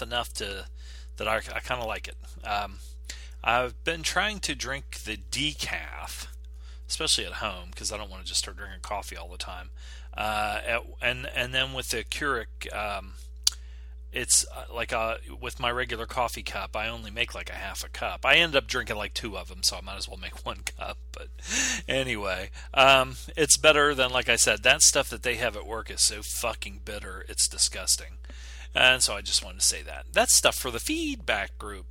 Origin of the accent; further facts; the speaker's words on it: United States; I'm American.